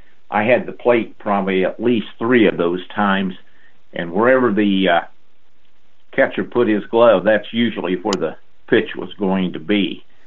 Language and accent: English; Brookston, Indiana, United States; also born or lived in Birmingham, Alabama; We were always from Brookston, but when he was in the service, that's where I was born, and then we moved back to Brookston on the family farm.